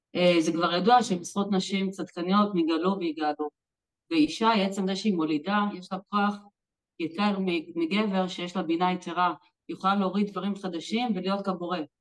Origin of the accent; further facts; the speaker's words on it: Jerusalem, Jerusalem District, Israel; אני גדלתי בבית חילוני, בירושלים